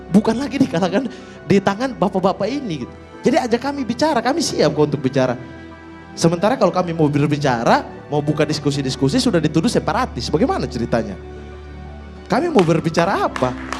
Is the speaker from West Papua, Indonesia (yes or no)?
yes; Fakfak, West Papua, Indonesia; moved away; saya dari Fakfak